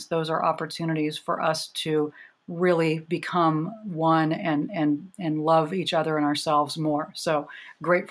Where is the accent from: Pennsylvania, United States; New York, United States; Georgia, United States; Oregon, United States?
Oregon, United States; I grew up in Oregon, came out in the 80s when, you know, I was the only lesbian at my high school